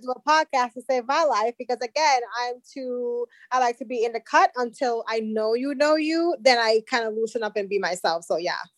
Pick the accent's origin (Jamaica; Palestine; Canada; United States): Jamaica; I'm Jamaican